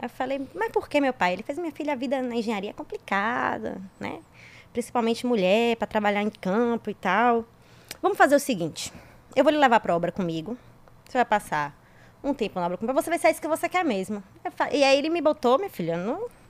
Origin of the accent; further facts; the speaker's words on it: interior of Bahia, Brazil; Sou do interior, do interior, do interior da Bahia